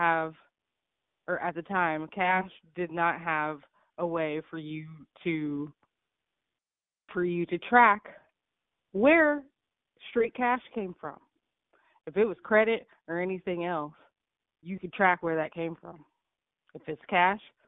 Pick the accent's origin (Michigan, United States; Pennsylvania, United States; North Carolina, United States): Pennsylvania, United States; Pittsburgh; I grew up in Pittsburgh, Pennsylvania